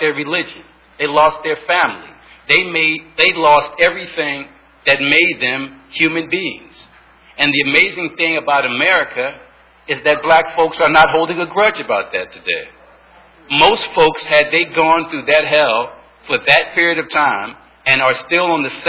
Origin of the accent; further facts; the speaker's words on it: Philadelphia, Pennsylvania, United States; I was born and raised in Philadelphia